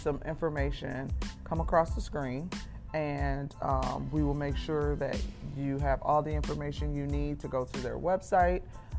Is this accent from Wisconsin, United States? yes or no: yes; Milwaukee, Wisconsin, United States; We're from Milwaukee, Wisconsin